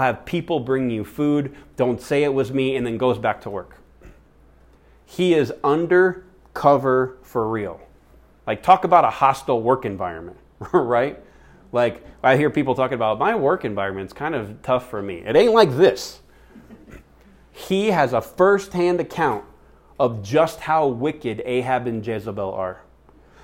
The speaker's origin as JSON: {"language": "English", "country": "United States", "said": "the cultural influenced faith that we have as American Christians"}